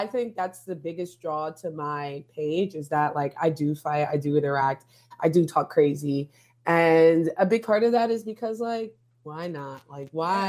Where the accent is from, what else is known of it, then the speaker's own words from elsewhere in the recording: New York, United States; I'm from New York